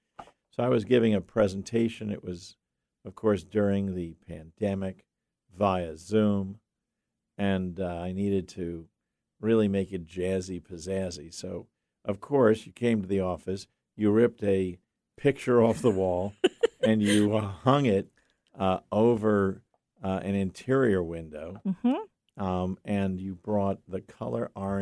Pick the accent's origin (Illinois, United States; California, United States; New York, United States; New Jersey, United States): New York, United States; I'm from New York.